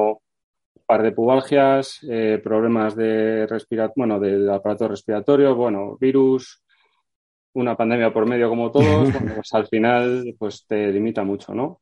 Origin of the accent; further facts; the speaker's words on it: Vitoria-Gasteiz, Basque Country, Spain; yo soy de Vitoria